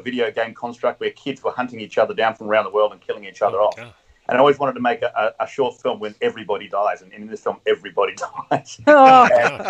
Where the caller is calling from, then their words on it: Kilcare, New South Wales, Australia; Just north of Sydney, a little beach called Kilcare. That's a great little getaway beach where we moved to about 6.5 years ago. Got out of Sydney's busy times and got some more space by the water.